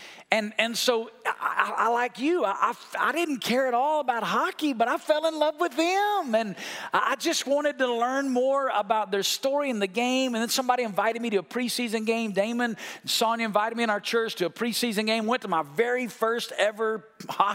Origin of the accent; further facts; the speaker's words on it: Muscle Shoals, Alabama, United States; moved away; I grew up in Muscle Shoals, Alabama, a town of 12,000 people.